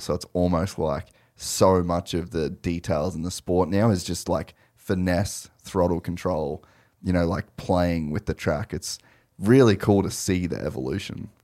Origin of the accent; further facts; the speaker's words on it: Australia; an Aussie kid